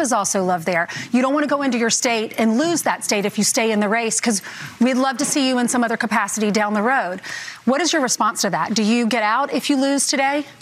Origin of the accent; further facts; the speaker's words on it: South Carolina, United States; I'm from South Carolina